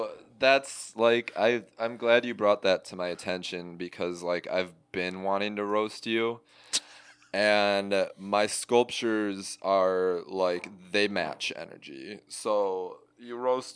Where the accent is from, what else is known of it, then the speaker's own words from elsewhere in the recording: California, United States; I don't know if I mentioned I'm from the Bay Area.